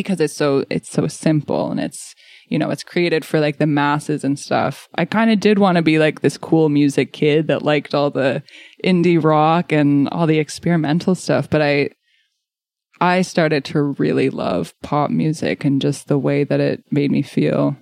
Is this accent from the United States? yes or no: no; Wolfville, Nova Scotia, Canada; moved away as an adult; now in Halifax, Canada; So I grew up in the Annapolis Valley around the Wolfville area. So I grew up as a complete country kid